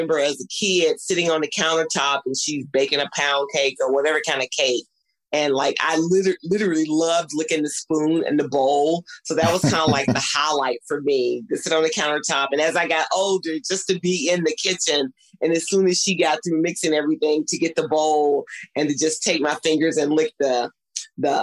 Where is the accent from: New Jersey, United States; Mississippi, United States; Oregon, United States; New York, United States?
Mississippi, United States; growing up in Mississippi